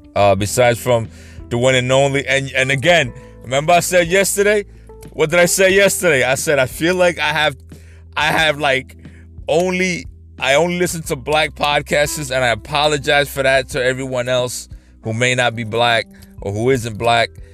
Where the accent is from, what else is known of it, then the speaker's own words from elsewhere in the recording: New York, United States; I grew up in New York